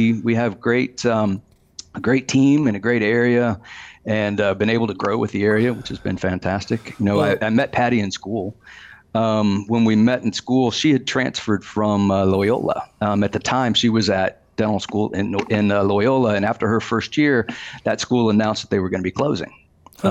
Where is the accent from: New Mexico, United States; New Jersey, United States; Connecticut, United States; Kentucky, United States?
Kentucky, United States; I grew up in Kentucky